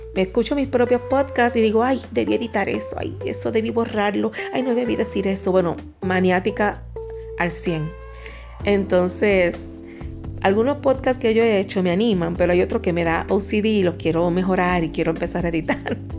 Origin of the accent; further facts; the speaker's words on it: Puerto Rico; accent: boricua; now in Dominican Republic; mi acento boricua, que generalmente lo tengo un poquito más escondido